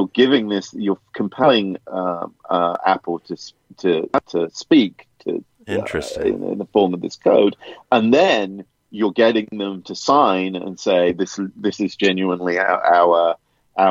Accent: United Kingdom; I'm a Brit

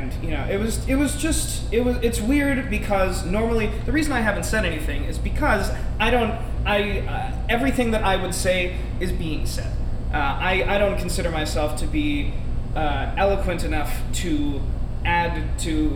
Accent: Long Island, New York, United States; I grew up on Long Island. My dad is from Korea.

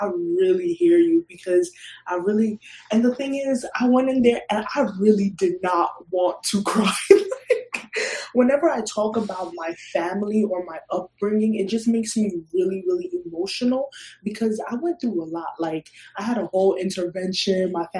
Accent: Ghana; Like, if anything, we're from Ghana. They've seen a lot of hardship. They worked hard to come here.

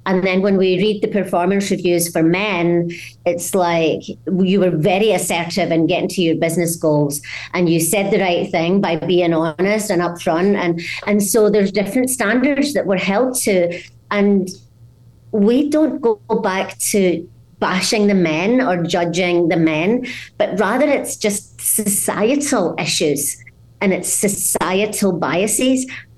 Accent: Scotland, United Kingdom; What really is my story is I grew up in Scotland in a small mining village where there was a very guttural use of language that outside of there is quite hard to understand.

